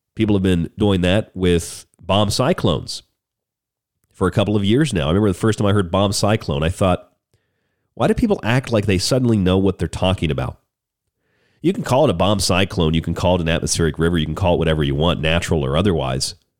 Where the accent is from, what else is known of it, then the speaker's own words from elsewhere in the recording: Florida, United States; when I grew up in Florida.